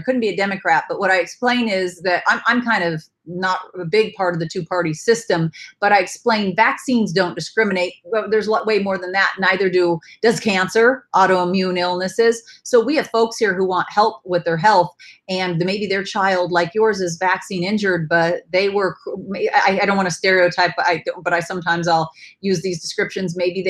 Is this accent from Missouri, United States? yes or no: no; Vermont, United States; I'm from Vermont